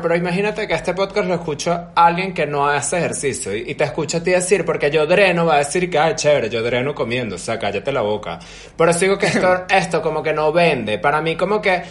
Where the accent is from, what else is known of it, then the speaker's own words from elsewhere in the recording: Venezuela; moved away; also born or lived in Europe; desde Venezuela yo siempre me sentí una persona como que alternativa, digamos, y en Venezuela yo no conocía como que a tanta gente alternativa